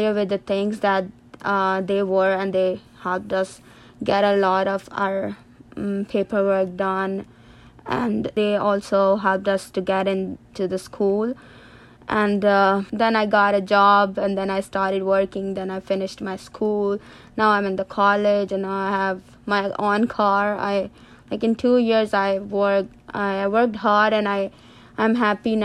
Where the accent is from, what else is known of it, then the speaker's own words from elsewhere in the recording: Sargodha, Punjab, Pakistan; moved away as an adult; also born or lived in Malaysia; now in Albany, United States; I'm from Pakistan, and I was born in Sagoda, that's my city